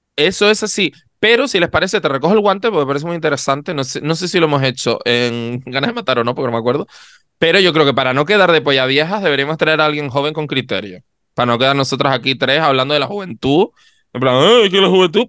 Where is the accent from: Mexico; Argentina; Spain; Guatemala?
Spain; Canary Islands; accent: Canarian; los canarios cuando vamos fuera nos volvemos imbéciles. O, porque a mí me pasa que de repente estoy fuera y como escucho gente que no tiene mi acento, me canarizo más todavía.